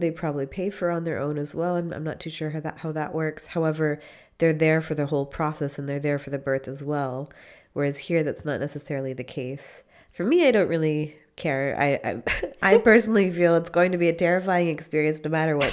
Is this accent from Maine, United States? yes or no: yes; Maine, United States; moved away as an adult; now in Freiburg, Germany; I am from Maine